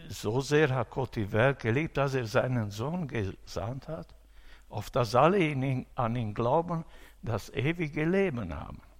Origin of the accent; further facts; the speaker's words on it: Romania; äh, in meiner Heimat in Rumänien.